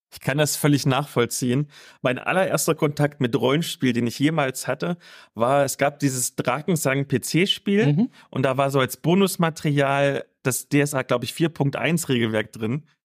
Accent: East Germany, Germany; aus meiner Kindheit sagen, bei uns im Osten auf dem Dorf

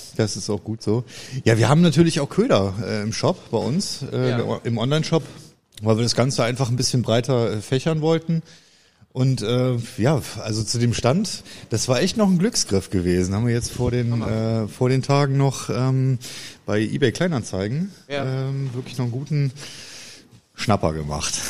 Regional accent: Brüggen, North Rhine-Westphalia, Germany; ich äh, komme aus Kreis Viersen, äh, Brüggen halt

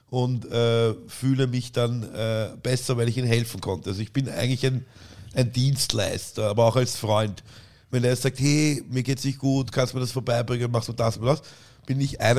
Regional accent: Vienna, Austria; Und deswegen heißt es bei uns in Wien auch Leihwand.

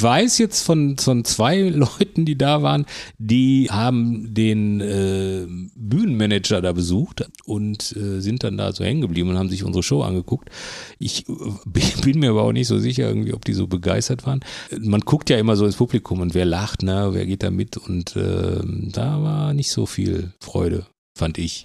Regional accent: Bochum, North Rhine-Westphalia, Germany; ich komme ja aus Bochum

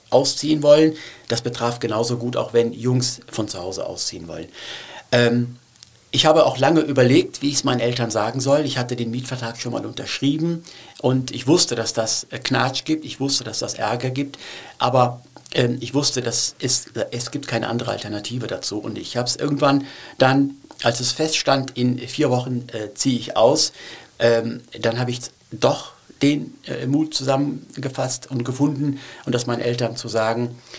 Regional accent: Cologne, North Rhine-Westphalia, Germany; German is a second language; also born or lived in Turkey; ich wollte nicht nach Deutschland, ich wollte nicht nach Köln kommen

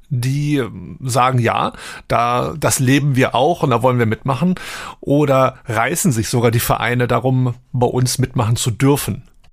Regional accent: Wolfsburg, Lower Saxony, Germany; moved away as an adult; now in Hamburg, Germany; Ich bin ja in Heiligendorf groß geworden

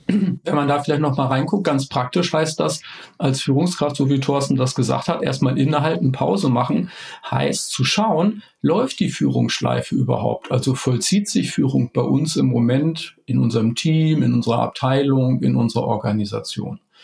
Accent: Hamburg, Germany; ich komme aus Hamburg

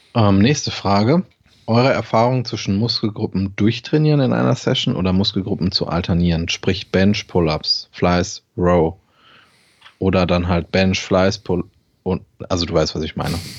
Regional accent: Germany; als Deutscher

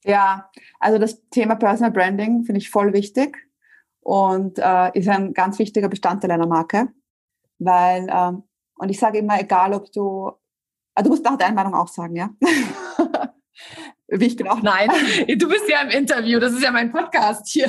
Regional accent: Vienna, Austria; also born or lived in Spain; Ich komme ursprünglich aus Wien

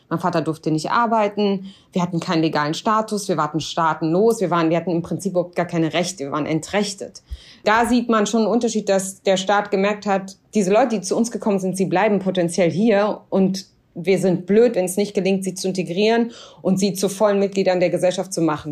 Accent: Germany; ich war immer so stolze Deutsche

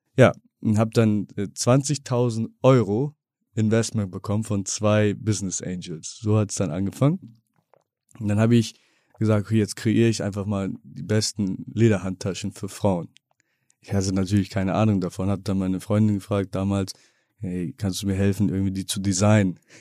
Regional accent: Bremen, Germany; moved away as an adult; Ja, ich bin Bremer. Bin auch, gut, ich lebe seit knapp 19 Jahren nicht mehr in Bremen

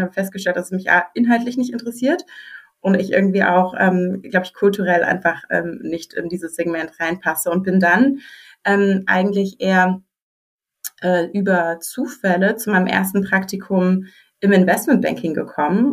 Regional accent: Berlin, Germany; moved away as an adult; ich wollte zurück nach Berlin. Äh, ich komme tatsächlich ursprünglich aus Berlin

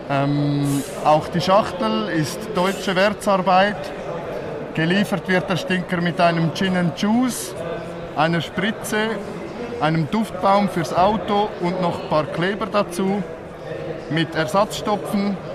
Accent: Switzerland; ich komme aus der Schweiz.

